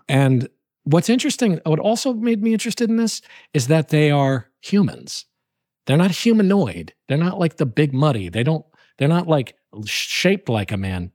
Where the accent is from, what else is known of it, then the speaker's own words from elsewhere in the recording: New Haven, Connecticut, United States; I'm a native of the Nutmeg State